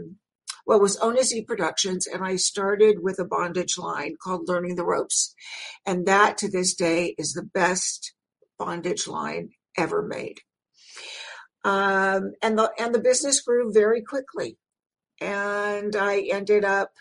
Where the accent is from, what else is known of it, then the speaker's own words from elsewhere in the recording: Los Angeles, California, United States; I'm from Los Angeles. I'm a native, second generation